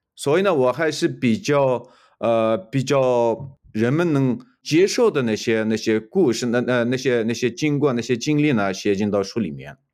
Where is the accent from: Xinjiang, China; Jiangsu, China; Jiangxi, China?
Xinjiang, China; first language Uyghur; Chinese is a second language; moved away as an adult; now in United States; 我是来自，呃，东突厥斯坦，或者来自，呃，中共，呃，就是统治下的新疆维吾尔自治区。呃，我是维吾尔族